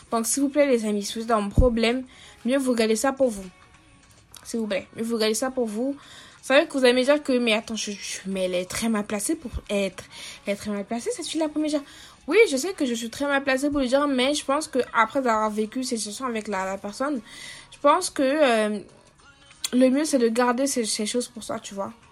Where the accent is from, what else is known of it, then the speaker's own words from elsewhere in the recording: Cameroon; camerounaise et du coup je n'ai pas l'habitude de, parler comme des Français, tu vois. Donc euh, mon vrai accent c'est ça.